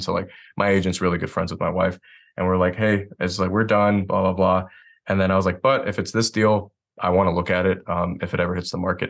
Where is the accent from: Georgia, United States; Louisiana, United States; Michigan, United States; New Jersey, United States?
Michigan, United States; Detroit; moved away as an adult; now in Asheville, United States; I'm originally from Detroit, Michigan